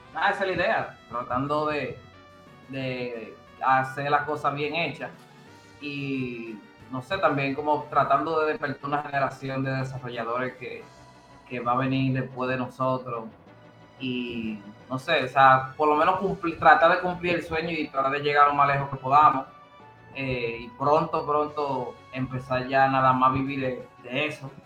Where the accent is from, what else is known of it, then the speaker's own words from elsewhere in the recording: Dominican Republic; como buenos dominicanos